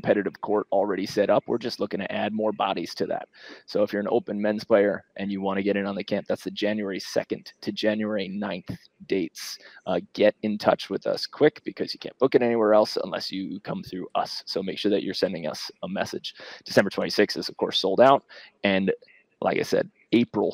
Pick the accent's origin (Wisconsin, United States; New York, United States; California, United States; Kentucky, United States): New York, United States; New York City; moved away; I'm from Queens